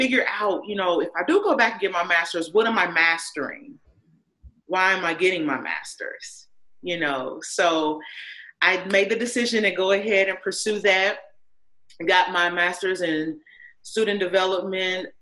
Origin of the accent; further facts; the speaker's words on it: Indiana, United States; I'm an Indiana native